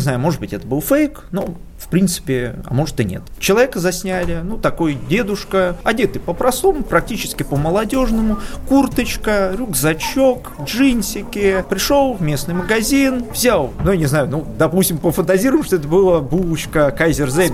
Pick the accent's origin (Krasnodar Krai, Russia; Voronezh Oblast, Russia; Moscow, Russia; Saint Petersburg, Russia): Moscow, Russia; я москвич